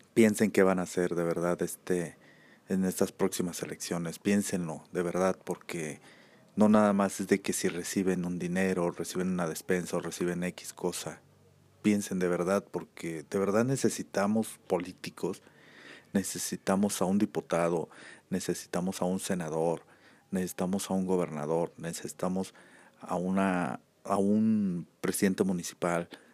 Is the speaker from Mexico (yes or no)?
yes; Aguascalientes, Mexico; aquí en mi país, México, eh, más concreto aquí en Aguascalientes